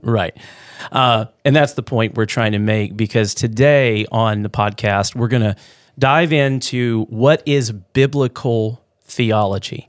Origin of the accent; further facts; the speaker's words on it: Louisiana, United States; moved away; also born or lived in Midwest; growing up in the South, in Louisiana